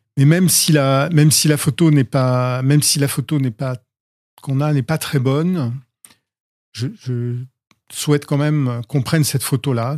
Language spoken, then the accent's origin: French; Rouen, Normandy, France; je suis né à Rouen, la ville voisine.